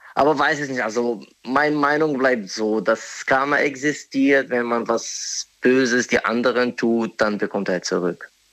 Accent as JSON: {"language": "German", "country": "Morocco", "second_language": "German", "moved": "as an adult", "lives_now": "Germany", "said": "ich bin ursprünglich aus Marokko. Mhm. Ich bin nur seit circa drei Jahren hier in Deutschland"}